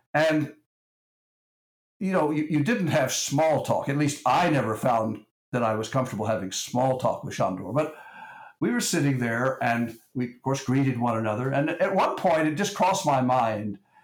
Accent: Texas, United States; I'm from Texas

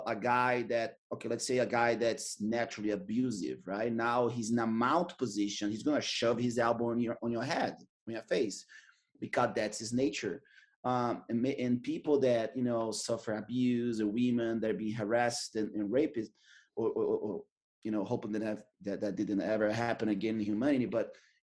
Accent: Manaus, Amazonas, Brazil; English is a second language; moved away as an adult; also born or lived in San Diego; now in Austin, United States; I was born in Manaus.

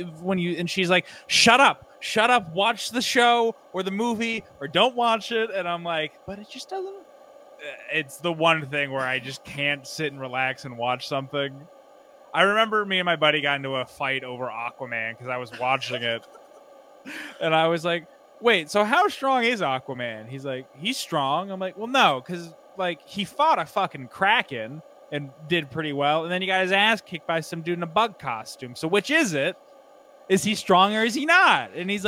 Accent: Maine, United States; also born or lived in Midwest / McAllen, Texas / Canada; now in Austin, United States; I'm from Maine originally. I played hockey, so I've kind of lived all over the Midwest. I actually lived in McAllen, Texas before this. I've lived up in Canada for a little while.

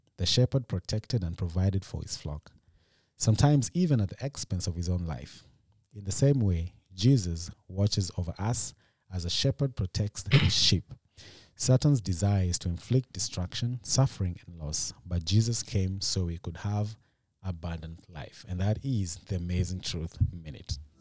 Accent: Kenya; now in United States; In Kenya, we don't do shout-outs

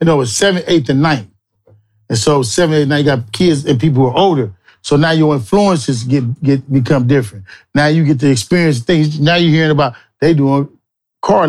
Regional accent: Los Angeles, California, United States; I was raised right here in Crenshaw and Slauson. I was actually born in the Hoovers

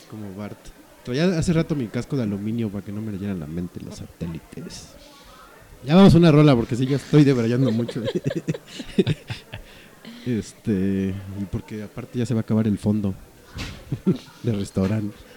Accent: Mexico City, Mexico; es DF, es la capital, puerco. Somos capitalinos

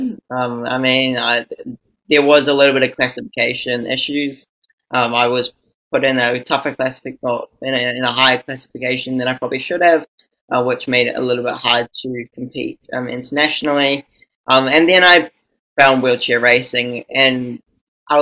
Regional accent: New Zealand; I am from New Zealand

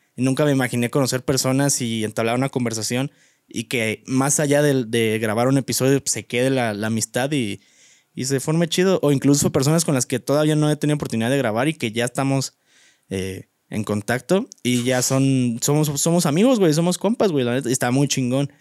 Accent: Guanajuato, Mexico; moved away; mi pueblo, a mi ranchito

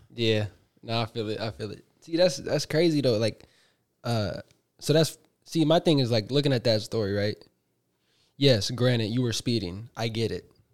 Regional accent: Bay Area, California, United States; we're both from the Bay

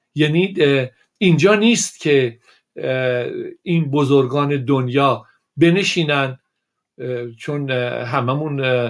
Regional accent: Iran; من به عنوان یک ایرانی

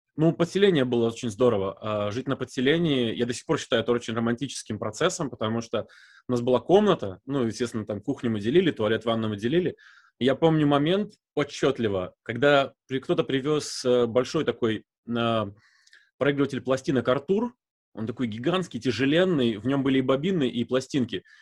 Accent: Visaginas, Utena County, Lithuania; accent: Baltic; first language Russian; also born or lived in Novovoronezh, Russia; меня привезли в 87 году, мне было 4 годика. Мы приехали из Нововоронежа

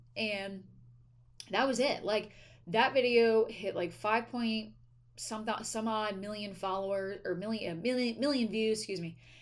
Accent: East Coast, United States; moved away as an adult; also born or lived in Delaware; now in California, United States; I'm from the East Coast. I used to live on the East Coast

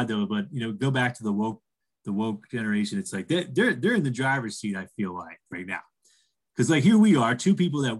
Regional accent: East Coast, United States; now in Colorado, United States; I reside in Colorado and I'm from the East Coast

